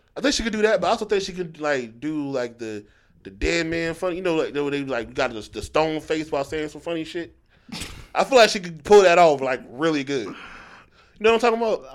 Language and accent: English; Philadelphia, Pennsylvania, United States; now in North Carolina, United States; I grew up going back and forth between here and Philly